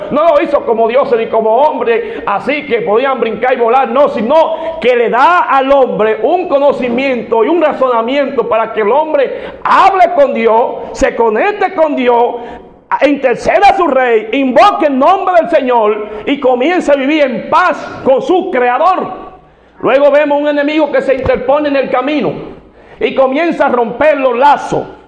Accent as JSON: {"language": "Spanish", "country": "Dominican Republic", "said": "como decimos dominicanos"}